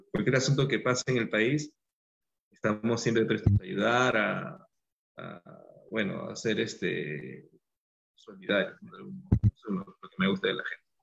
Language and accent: Spanish; Peru; peruanos somos peruanos en cualquier parte